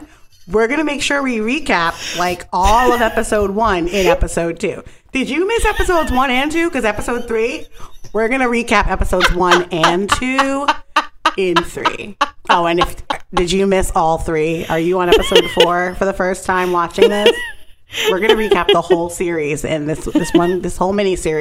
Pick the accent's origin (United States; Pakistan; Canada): United States; Brooklyn, New York; I'm from Brooklyn.